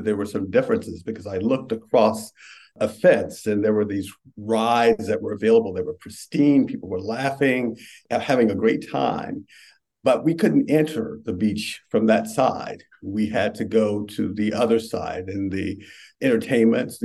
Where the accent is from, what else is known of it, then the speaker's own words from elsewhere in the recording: Richmond, Virginia, United States; I grew up in Richmond